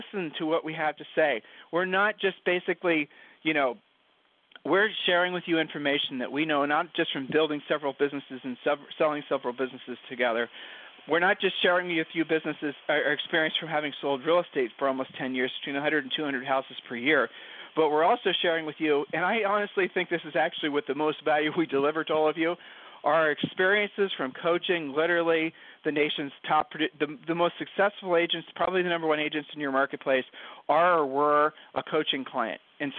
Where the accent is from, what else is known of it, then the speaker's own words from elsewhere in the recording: Ohio, United States; from Ohio.